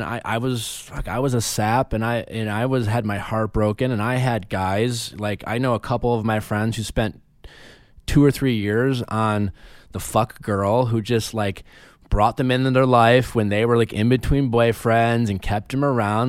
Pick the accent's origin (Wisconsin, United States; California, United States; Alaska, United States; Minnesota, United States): Wisconsin, United States; moved away; also born or lived in Chicago; growing up in Wisconsin